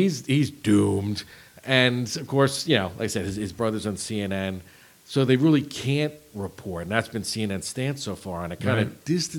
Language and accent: English; Northeast, United States; now in Texas, United States; I'm from the Northeast. So to me, snow is a fact of life.